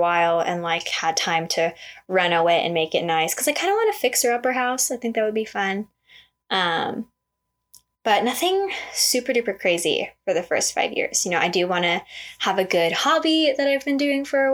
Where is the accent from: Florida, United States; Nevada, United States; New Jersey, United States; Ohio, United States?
Nevada, United States; Las Vegas; I am born and raised in Vegas